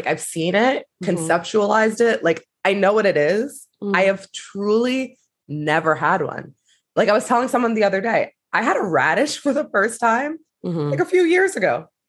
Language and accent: English; Long Island, New York, United States; moved away; growing up in Long Island and being Black